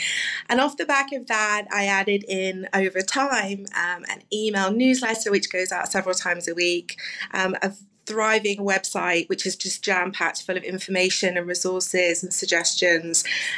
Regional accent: London, United Kingdom; now in Plano, United States; So I moved from London 9 years ago, as you can probably tell from my accent, and I didn't know a soul.

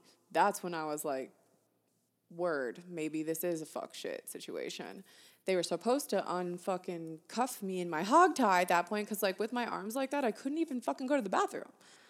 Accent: California, United States; also born or lived in Florida; So I was raised in California, but I also lived in Florida for a hot minute, and then now I live in Colorado.

